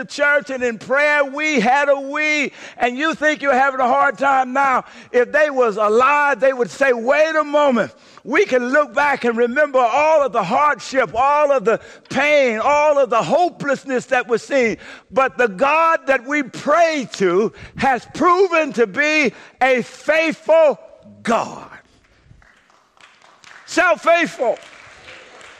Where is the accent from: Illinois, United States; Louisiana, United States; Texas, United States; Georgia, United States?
Louisiana, United States; moved away; When I was growing up in Louisiana